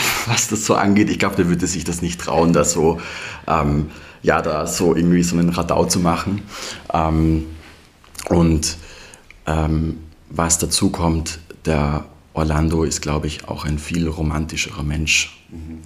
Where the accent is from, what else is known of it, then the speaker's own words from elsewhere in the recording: Leoben, Styria, Austria; moved away as an adult; also born or lived in Vienna; now in Memmingen, Germany; bin in der Steiermark geboren und aufgewachsen, in der Obersteiermark, ähm, in Leoben